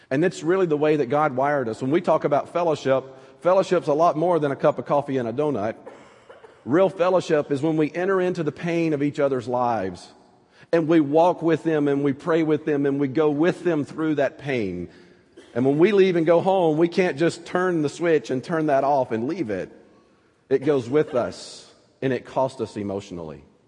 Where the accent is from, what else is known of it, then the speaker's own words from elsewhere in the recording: North Alabama, United States; accent: southern; moved away; Growing up in North Alabama, we would pray for snow every year